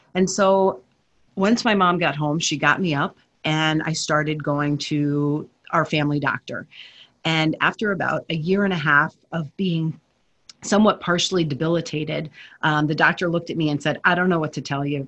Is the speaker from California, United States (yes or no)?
no; New Jersey, United States; I grew up in New Jersey